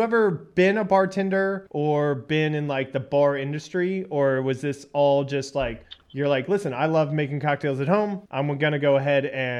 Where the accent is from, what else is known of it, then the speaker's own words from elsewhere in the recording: United States; now in Germany; I'm an American, but I live in Germany.